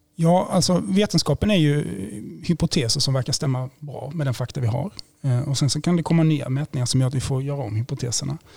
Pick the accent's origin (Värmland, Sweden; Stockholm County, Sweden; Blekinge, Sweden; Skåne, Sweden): Blekinge, Sweden; now in Gothenburg, Sweden; Jag kommer från Blekinge från början